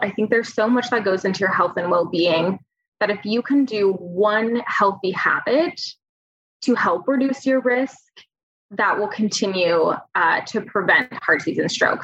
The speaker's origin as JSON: {"language": "English", "region": "California", "country": "United States", "tie": "born or raised there", "moved": "as an adult", "lives_now": "Oregon, United States", "said": "I grew up in California"}